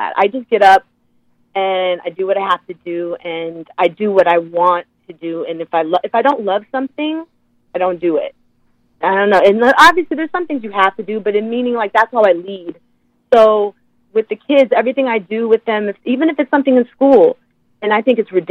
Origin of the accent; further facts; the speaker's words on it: Oakland, California, United States; moved away as an adult; also born or lived in Los Angeles, California; now in New York, United States; I grew up in Oakland, California, in the Bay Area.